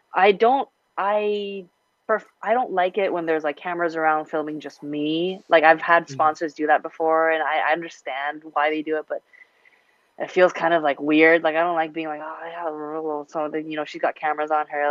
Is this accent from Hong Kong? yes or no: yes; Hong Kong; moved away; I grew up in Hong Kong, international, and you know, a little Western